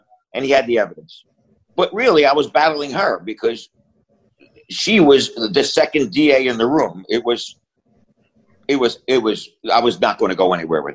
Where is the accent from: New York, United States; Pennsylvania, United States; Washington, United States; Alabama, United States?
Pennsylvania, United States; Philadelphia; I grew up in Philly, where everybody hung on a different corner